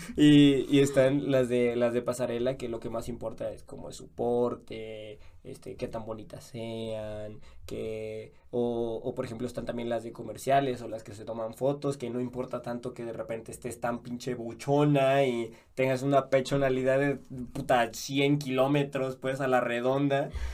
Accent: Mexico; now in Guatemala; yo que soy mexicano, a mí me costaba entender algunas palabras aquí en Guatemala

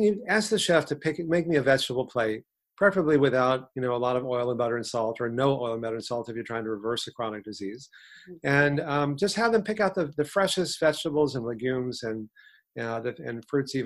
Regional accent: Texas, United States; 40 years ago, when I grew up in Texas

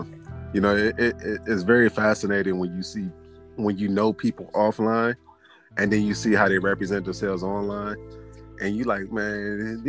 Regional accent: Cleveland, Ohio, United States; I'm from Cleveland.

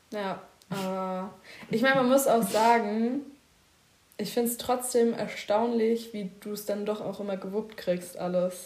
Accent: Berlin, Germany; moved away as an adult; now in Bavaria, Germany; Und ich bin in Berlin geboren. Ja. In Berlin Spandau streng genommen.

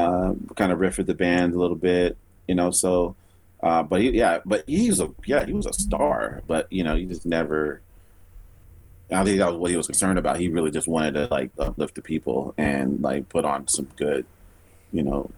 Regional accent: Chicago, Illinois, United States; We're from Chicago

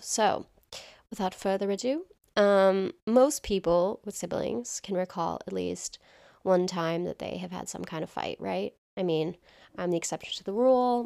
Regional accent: towns neighboring Groton, Massachusetts, United States; Connor and I both grew up in towns that neighbor Groton

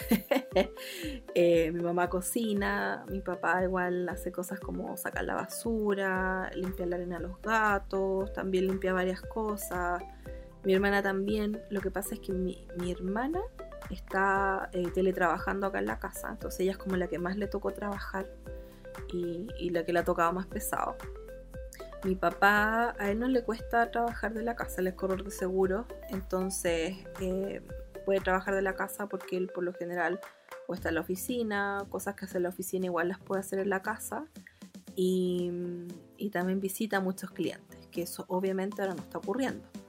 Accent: Chillán, Ñuble, Chile; also born or lived in Arica; now in Santiago, Chile; me crié en, en Chillán con mi familia, me vine a Santiago, viví sola muchos años

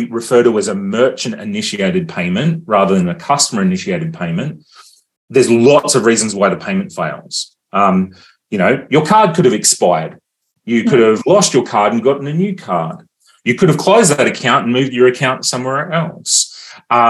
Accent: Australia; as an Australian

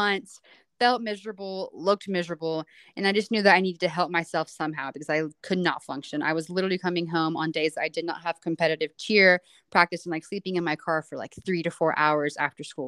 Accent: Wilmington, North Carolina, United States; moved away as an adult; now in Boone, United States; I'm originally from Wilmington, North Carolina, or just outside, so the coast of North Carolina

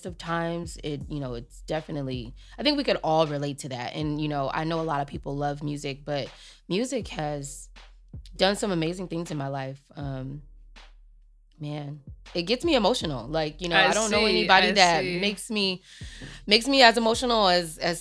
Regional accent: Long Beach, California, United States; also born or lived in Compton, California; I'm a Compton baby. I grew up also in Long Beach.

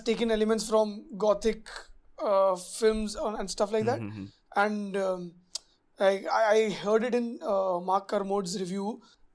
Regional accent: India; as an Indian audience

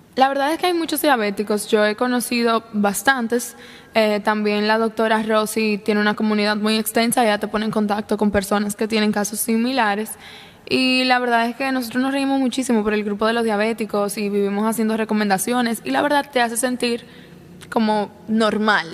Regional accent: La Vega, Dominican Republic; yo nací y crecí en La Vega

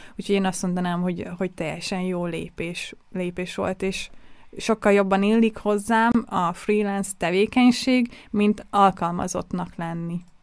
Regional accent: Budapest, Hungary; now in Vienna, Austria; én ugye budapesti vagyok

